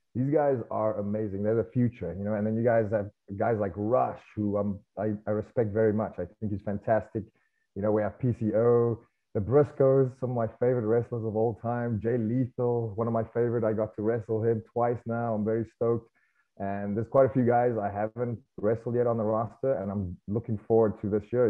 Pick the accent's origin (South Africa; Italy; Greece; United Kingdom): South Africa; moved away as an adult; now in United States; growing up in South Africa